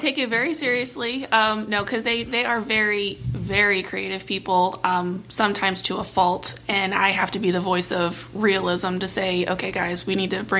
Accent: Anne Arundel County, Maryland, United States; Born and raised in Anne Arundel County

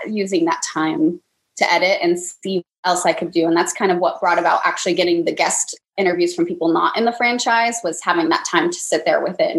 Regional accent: California, United States; now in Los Angeles, United States; I'm from California, but I'm not actually from

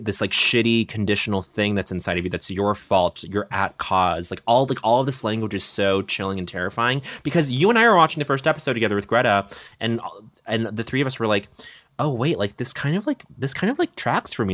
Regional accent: Colorado, United States; growing up in Mormon country in Colorado

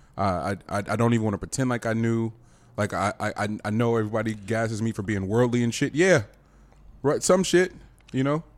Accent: the Bay Area, California, United States; I'm, I'm from, we're from here. We're, we're from the Bay

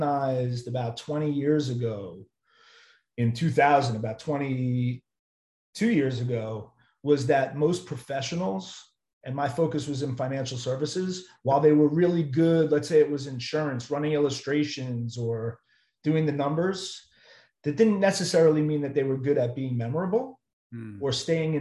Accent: Long Island, New York, United States; also born or lived in Ithaca, New York; I'm originally from Long Island, New York

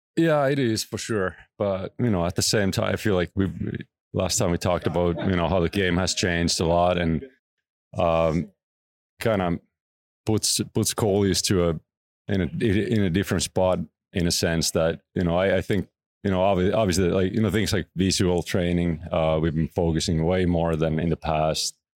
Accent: Oulu, North Ostrobothnia, Finland; moved away; close to my hometown, Oulu. Um, that's where I was born

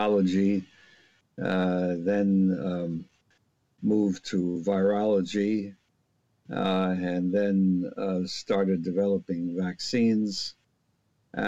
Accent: New York City, New York, United States; born or raised there; moved away; also born or lived in Philadelphia

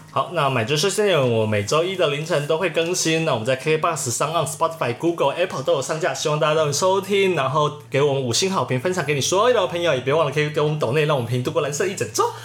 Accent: Taichung, Taiwan; moved away as an adult; also born or lived in Tainan; now in Taipei, Taiwan; 我老家，我爸那边又是台南人，所以我大部分时间不是台中，就是台南

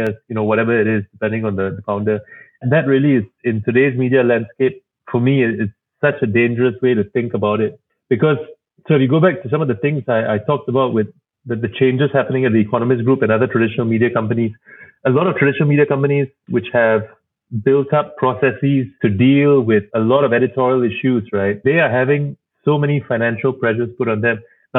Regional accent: Singapore; moved away as an adult; also born or lived in Berkeley, United States / Cambridge, Massachusetts, United States; growing up in Singapore

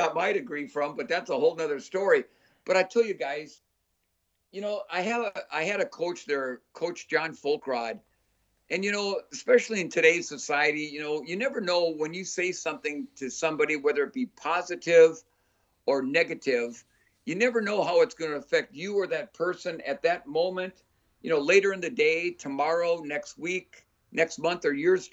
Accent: Minnesota, United States; I'm from Minnesota

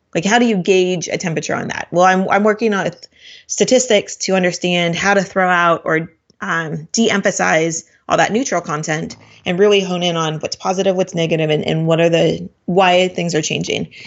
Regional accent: Portland, Oregon, United States; I'm from Portland

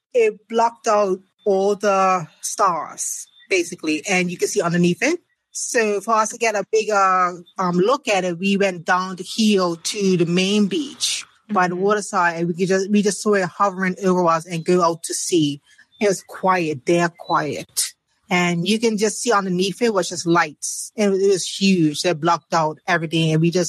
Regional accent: Bermuda; from Bermuda.

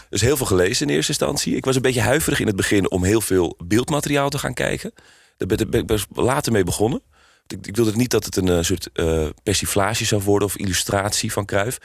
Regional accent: Amsterdam, North Holland, Netherlands; ik kom zelf uit Amsterdam, geboren en getogen.

